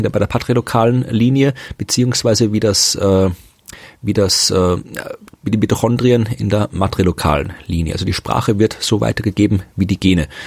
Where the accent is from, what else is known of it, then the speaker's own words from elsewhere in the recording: Austria; Ja, aber in, in, in Deutschland hält mich ganz, ganz selten wer von Österreich, das nicht weiß.